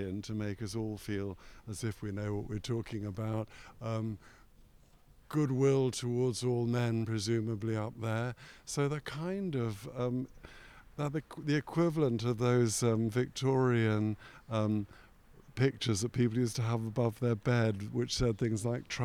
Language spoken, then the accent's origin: English; London, United Kingdom; now in Leeds, United Kingdom; when I was a young boy growing up in West London